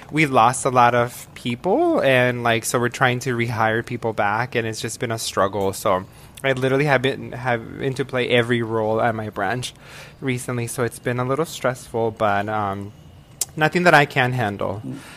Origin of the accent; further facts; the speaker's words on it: Agua Prieta, Sonora, Mexico; moved away; also born or lived in Tucson, United States; I'm originally from Mexico. I was born in a small town called Agua Prieta.